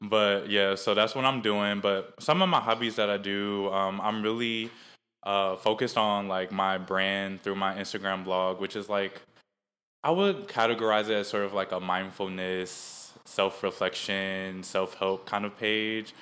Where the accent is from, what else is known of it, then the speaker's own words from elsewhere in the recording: Maple Heights, Ohio, United States; moved away; also born or lived in San Diego, California; I'm from Mooresville Heights, Ohio. Um, that's also where I went to school.